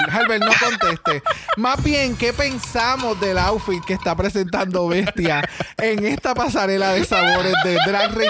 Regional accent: Mexico; porque soy mexicana y yo, diablo, mano.

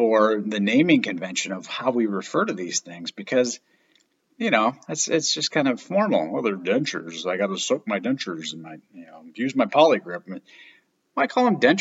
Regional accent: Michigan, United States; moved away; Where I grew up in Michigan

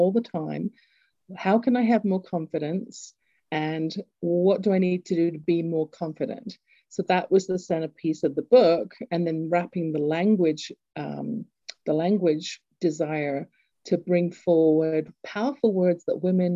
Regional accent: England, United Kingdom; accent: English; moved away; I grew up in England, you can tell from my accent

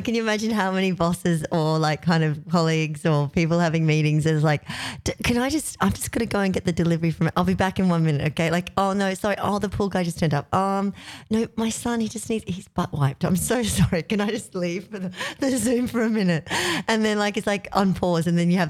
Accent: Australia; now in Los Angeles, United States; I'm Australian.

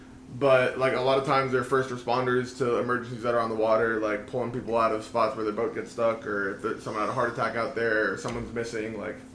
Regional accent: Oviedo, Florida, United States; moved away as an adult; I grew up over in Oviedo, which is over by UCF.

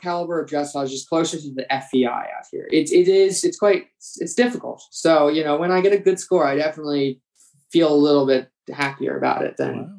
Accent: East Coast, United States; But what is vaguely unique about me is the fact that I am from the East Coast

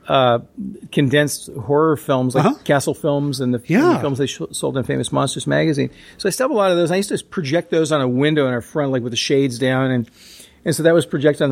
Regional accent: Oregon, United States; I grew up in Oregon.

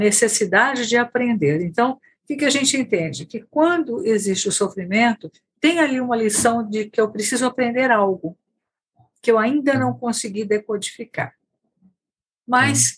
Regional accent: Bauru, São Paulo, Brazil; eu não sou de São Paulo, né, da cidade de São Paulo, mas sim do interior, de uma cidade Bauru

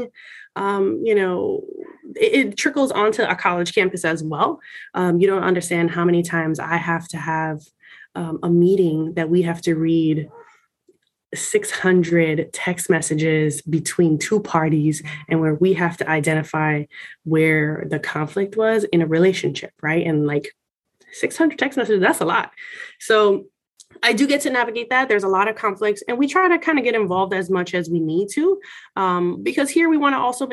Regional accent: Miami, Florida, United States; I'm Puerto Rican, I'm from Miami

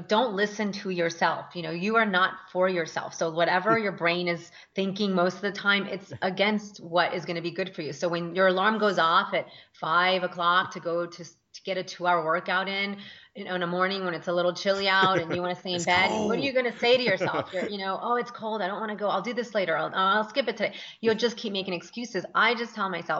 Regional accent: Northern Virginia, United States; moved away as an adult; also born or lived in Colombia / Washington, D.C.; now in California, United States; we moved to Northern Virginia

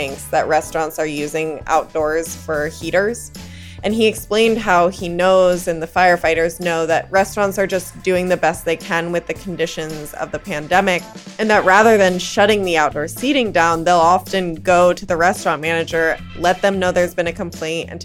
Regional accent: New York City, New York, United States; grew up in New York City. I grew up in Manhattan and Brooklyn.

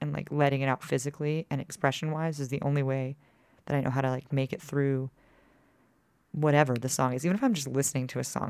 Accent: Dallas, Texas, United States; also born or lived in Austin; I was raised in Texas, born in Austin, grew up in Dallas, but my dad calls himself a reformed Yankee.

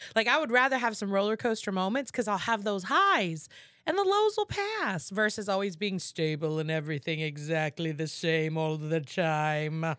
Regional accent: Houston, Texas, United States; I'm from Houston, I'm a Houstonian

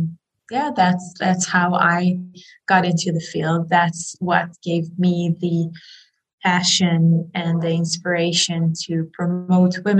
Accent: Israel; I grew up in Israel

